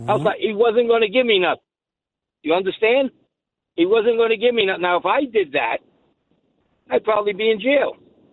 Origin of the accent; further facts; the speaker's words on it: New York City, New York, United States; now in Pennsylvania, United States; I'm originally from Sunset Park, Brooklyn.